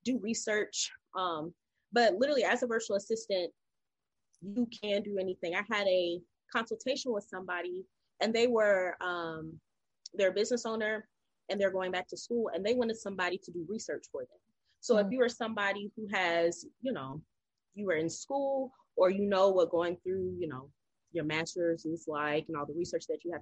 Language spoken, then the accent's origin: English; North Carolina, United States; I'm originally from North Carolina. I grew up with my mom, my dad, and my sister